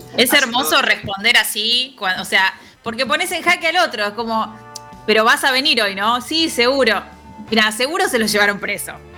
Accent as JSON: {"language": "Spanish", "region": "Buenos Aires", "country": "Argentina", "said": "un prejuicio medio porteño"}